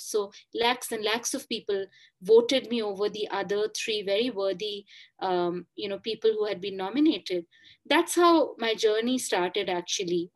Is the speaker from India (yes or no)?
yes; India; first language Bengali; English is a second language; moved away as an adult; I actually used to write a lot in Bengali, but 20 years away from my mother, you know, my mother tongue in a sense in my hometown